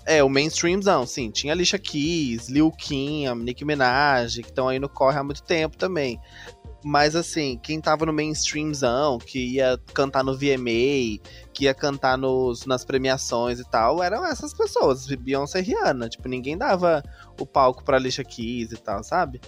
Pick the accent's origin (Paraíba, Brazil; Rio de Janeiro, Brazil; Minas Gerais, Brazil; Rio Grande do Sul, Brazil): Minas Gerais, Brazil; Santos Dumont; Eu sou da cidade de Santos Dumont